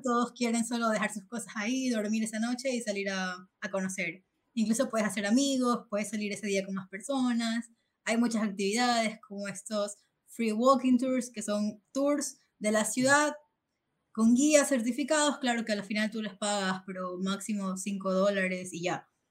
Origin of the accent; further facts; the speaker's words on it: Ecuador; moved away as an adult; now in Spain; soy de Ecuador